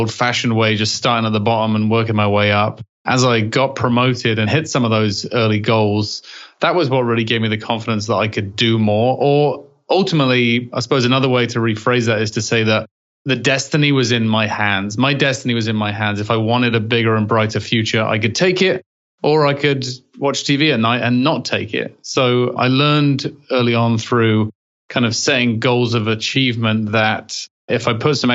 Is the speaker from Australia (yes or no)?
no; England, United Kingdom; accent: English; moved away; Having an English accent in England, nobody really cares.